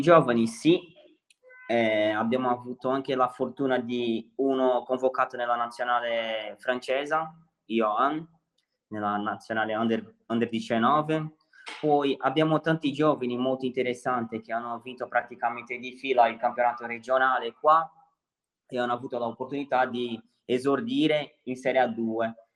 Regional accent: Santos, São Paulo, Brazil; Italian is a second language; moved away as an adult; now in Sardinia, Italy; assomiglia molto al mio paese, qua il mare, io sono di Santos

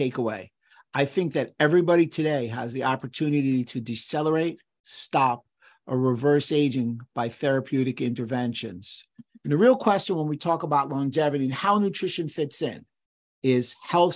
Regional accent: New York City, New York, United States; I grew up in New York City in the borough of the Bronx

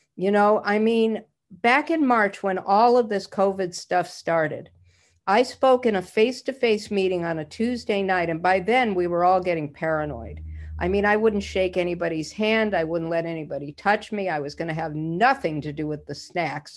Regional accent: Idaho, United States; I'm a Jew from Idaho

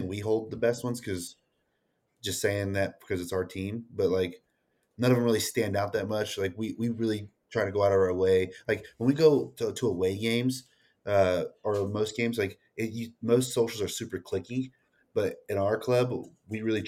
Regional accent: Texas, United States; We're from Texas

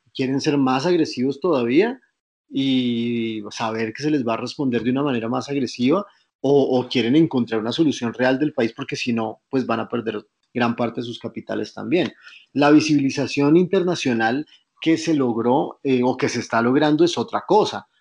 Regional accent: Colombia; nos queremos pensar como, los, como colombianos

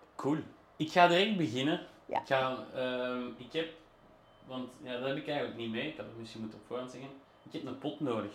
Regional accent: Flemish Brabant, Flanders, Belgium; also born or lived in Brussels; Ik ben ook wel geboren in Brussel, maar ik heb altijd in de rand gewoond.

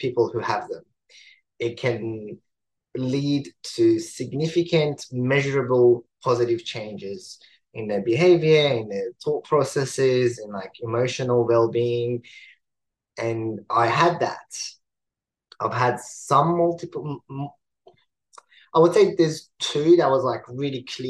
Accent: Iran; moved away; I was born in Iran.

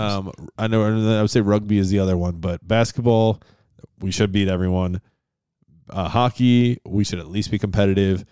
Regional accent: Western New York, United States; in Western New York where I grew up

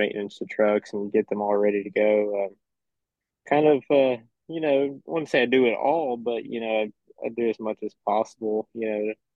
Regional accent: Corpus Christi, Texas, United States; I'm from Corpus Christi, Texas, way down south, you know, Texas.

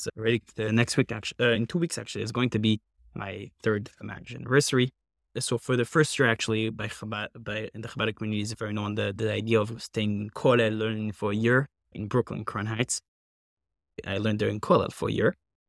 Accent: Paris, Île-de-France, France; moved away as an adult; now in Valley Stream, United States; I actually come from Paris, France

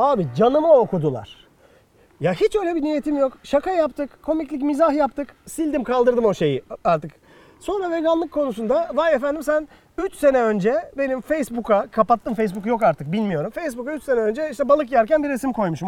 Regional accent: Bursa, Turkey; Bursalıyım. Apartman çocuğuyum.

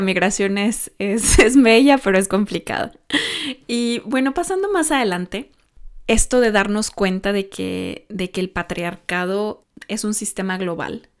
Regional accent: Mexico; now in Norway; no es un sistema que está en mi país muy arraigado, porque, porque bueno, en México

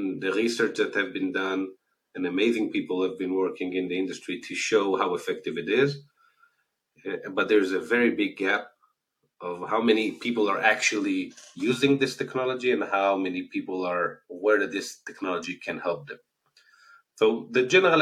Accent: Israel; accent: Israeli; As you can hear from the accent, I'm originally from Israel.

